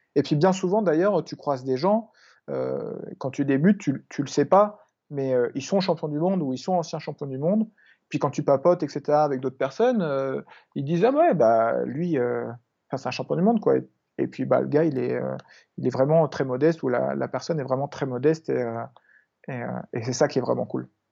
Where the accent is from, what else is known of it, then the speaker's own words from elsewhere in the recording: Biville, Normandy, France; moved away; là où j'ai grandi, là où mes parents vivent encore, en, Normandie, à Biville